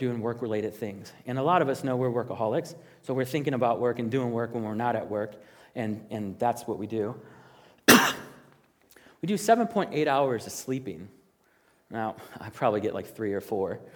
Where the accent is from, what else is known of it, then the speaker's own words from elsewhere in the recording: Chicago, Illinois, United States; I am from the South Side of Chicago, and I grew up there